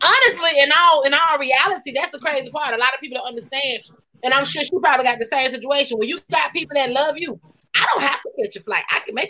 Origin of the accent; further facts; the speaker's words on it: Columbus, Georgia, United States; born there; I was born in Columbus, Georgia, but Albany got it hands down for me